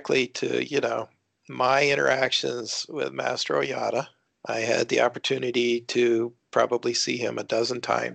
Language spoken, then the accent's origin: English; Midwest, United States; I was a hick from the Midwest